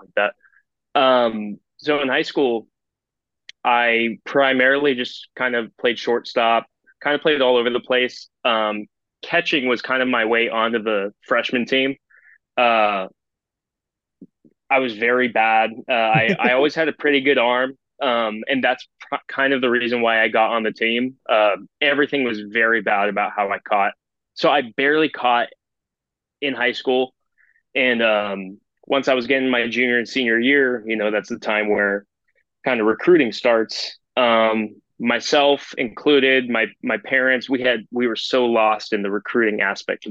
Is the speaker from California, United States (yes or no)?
yes; Chino Hills, California, United States; I grew up in Chino Hills, California